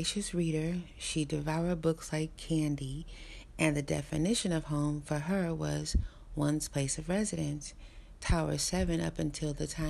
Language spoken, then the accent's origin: English; New York City, New York, United States; I grew up in New York City